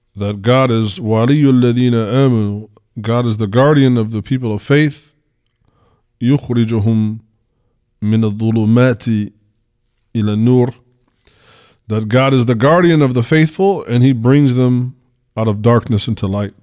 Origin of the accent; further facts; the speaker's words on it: United States; I'm from America